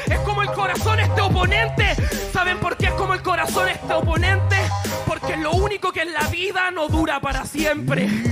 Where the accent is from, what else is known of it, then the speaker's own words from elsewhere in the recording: Chile; also born or lived in Mexico; Yo soy chileno, vaya donde vaya. También soy mexicano